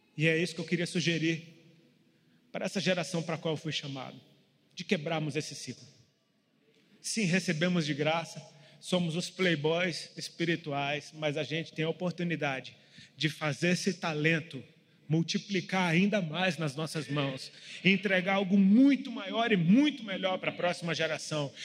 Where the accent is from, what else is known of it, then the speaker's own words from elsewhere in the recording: Brasília, Federal District, Brazil; moved away; Eu sou de Brasília e moro fora de Brasília há muito tempo